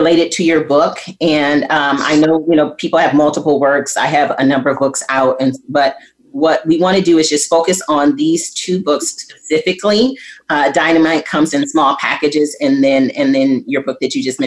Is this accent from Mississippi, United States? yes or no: no; Flint, Michigan, United States; I'm from Flint, Michigan.